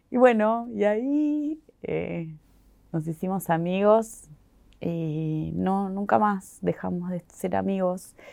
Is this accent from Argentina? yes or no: yes; Argentina; será porque soy argentina, entonces la gente en Argentina puede ser que, qué sé yo